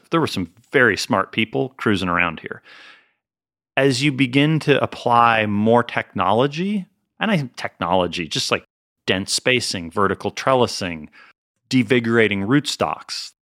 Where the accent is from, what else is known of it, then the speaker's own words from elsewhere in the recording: Northeast, United States; Uh, I mean, I grew up in the Northeast, so it's not super cold, but it's cold.